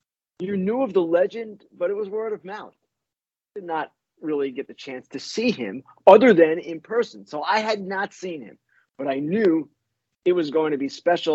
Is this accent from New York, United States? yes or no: yes; Oyster Bay, New York, United States; I grew up on Long Island, North Shore, Long Island, Oyster Bay High School